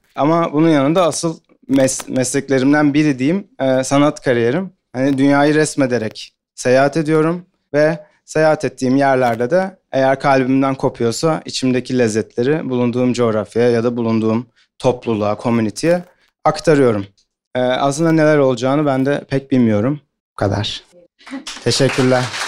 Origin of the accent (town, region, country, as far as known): Ankara, Turkey; moved away as an adult; now in Istanbul, Turkey